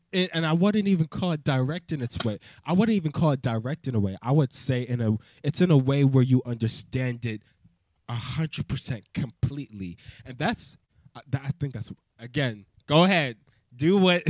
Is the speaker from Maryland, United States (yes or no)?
yes; Maryland, United States; I'm from I'm from Maryland